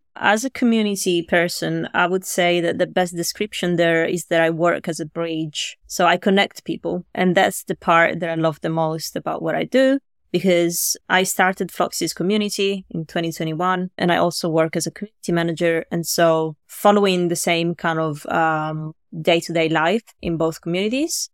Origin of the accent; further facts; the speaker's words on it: Italy; moved away as an adult; now in London, United Kingdom; I'm from Italy originally